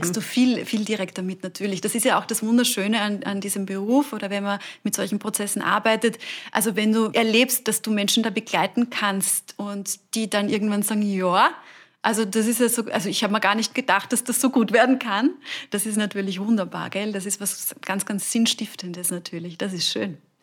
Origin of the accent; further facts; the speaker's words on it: Burgenland, Austria; moved away; ich komme aus dem Burgenland ursprünglich, bei uns